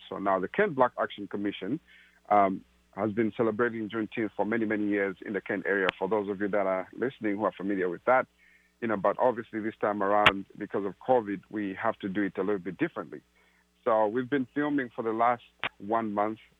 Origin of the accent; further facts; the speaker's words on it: Zambia; moved away as an adult; also born or lived in Malawi; now in Seattle, United States; I grew up in Zambia and uh, originally from Malawi